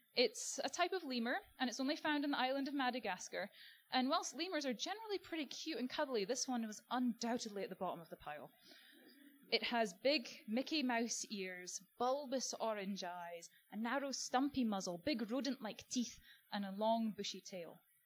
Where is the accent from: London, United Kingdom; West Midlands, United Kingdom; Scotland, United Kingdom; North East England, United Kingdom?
Scotland, United Kingdom; moved away as an adult; now in Australia; growing up in Scotland on a diet of Attenborough